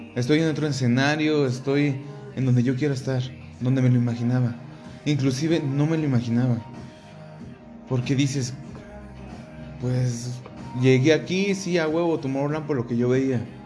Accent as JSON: {"language": "Spanish", "country": "Mexico", "said": "pues de México"}